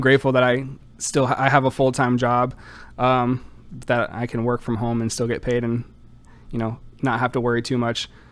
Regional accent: Orlando, Florida, United States; moved away as an adult; now in Kenosha, United States; Born and raised in Orlando, Florida

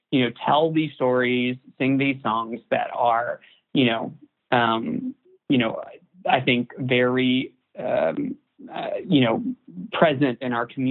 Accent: Chattanooga, Tennessee, United States; moved away; also born or lived in Nashville, Tennessee; my hometown in Chattanooga, Tennessee

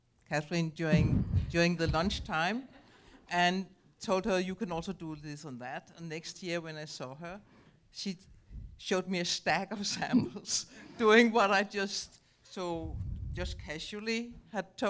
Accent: Denmark; also born or lived in Germany; when I came back to Denmark from Germany, where I studied, I actually wanted to work in conservation, but there was no space for me in Denmark. And my family is in Denmark

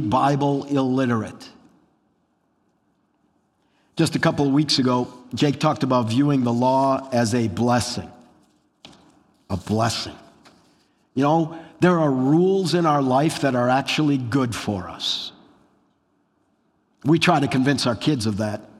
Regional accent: Wisconsin, United States; I grew up in Wisconsin

